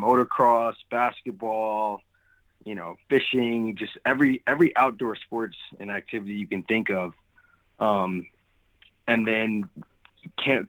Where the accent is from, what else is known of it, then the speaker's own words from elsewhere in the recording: Englewood, New Jersey, United States; also born or lived in Brooklyn, New York; when I turned 8 years old, I ended up moving to New Jersey, and I was raised in Englewood, New Jersey